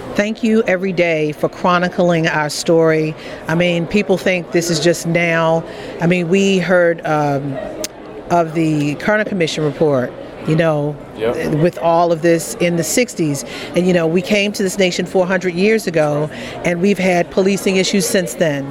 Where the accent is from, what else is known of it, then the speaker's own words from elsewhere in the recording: Baltimore, Maryland, United States; I'm from Baltimore.